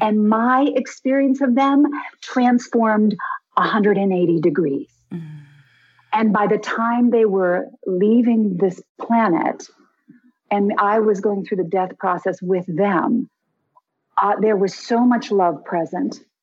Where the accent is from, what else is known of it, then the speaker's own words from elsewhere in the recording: Connecticut, United States; moved away; also born or lived in Hawaii; I grew up in Connecticut